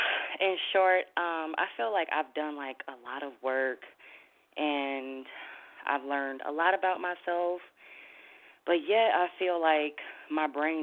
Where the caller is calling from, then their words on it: Minnesota, United States; I'm calling from Minnesota.